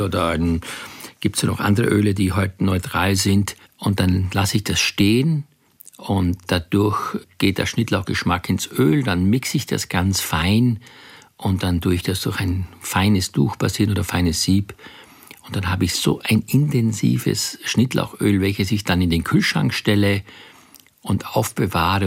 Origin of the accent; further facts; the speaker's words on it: Graz, Styria, Austria; ich komme aus Graz